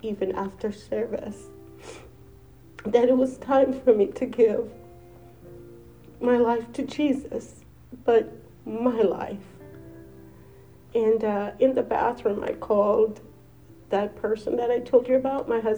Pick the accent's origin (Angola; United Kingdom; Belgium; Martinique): Angola; now in United States; I am not from here. I'm from Angola.